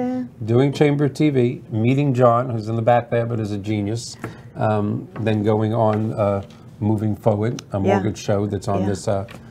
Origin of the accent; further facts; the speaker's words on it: New York, United States; now in Florida, United States; I was brought up in New York. And we did walk to school in 12 degree, 18 snow degree, and we thought nothing of it. I always laugh. I've been in Florida 44 years